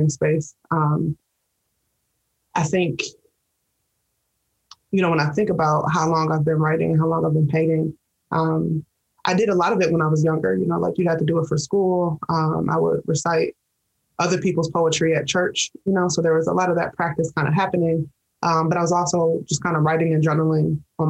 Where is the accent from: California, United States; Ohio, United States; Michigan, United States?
Michigan, United States; Detroit; I mostly identify with being a Detroiter, born and raised in Detroit